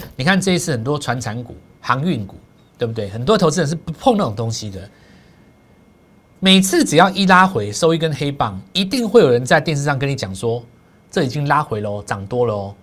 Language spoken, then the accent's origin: Chinese; Taiwan; 对我们台湾人来讲的话